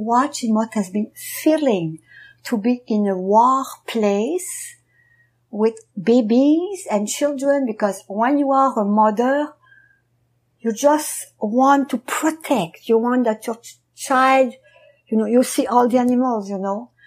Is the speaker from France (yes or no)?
yes; France; I was born in France during the war